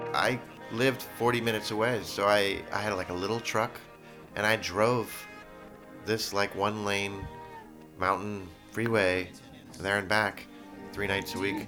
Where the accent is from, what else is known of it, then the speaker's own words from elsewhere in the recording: San Francisco, California, United States; I was born in San Francisco in Kaiser, but Geary, and my parents were social workers that lived here in the city